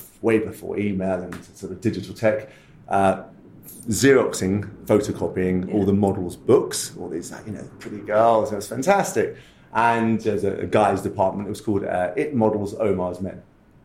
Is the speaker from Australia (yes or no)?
no; London, United Kingdom; moved away as an adult; also born or lived in Hollywood, California; I am a diehard Londoner. I was born and bred in Westminster. I grew up initially in sort of Maida Vale